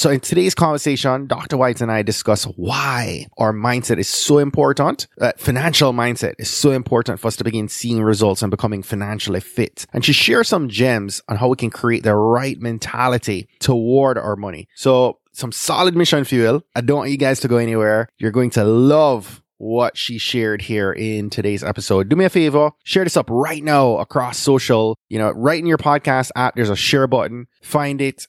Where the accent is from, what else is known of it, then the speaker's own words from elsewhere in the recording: Jamaica; moved away; A Jamaican boy